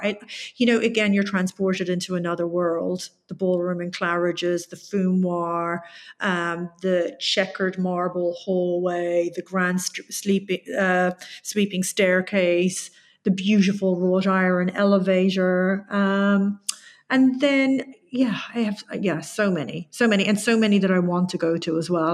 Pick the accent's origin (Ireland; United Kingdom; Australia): Ireland; Tipperary, Munster; it's in my hometown